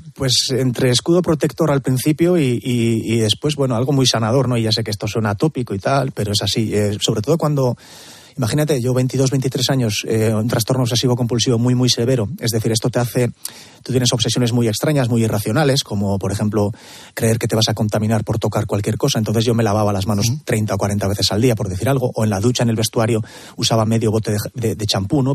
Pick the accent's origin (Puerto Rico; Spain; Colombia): Spain; Elgoibar, Basque Country; de mi pueblo, del Goibar